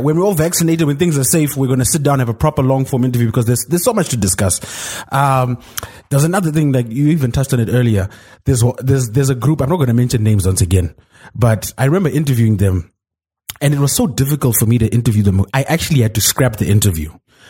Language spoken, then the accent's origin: English; Zimbabwe; I'm this upstart from Zim